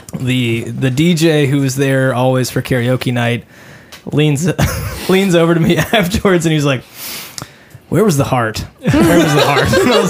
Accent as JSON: {"language": "English", "region": "Texas", "country": "United States", "said": "I am from Texas"}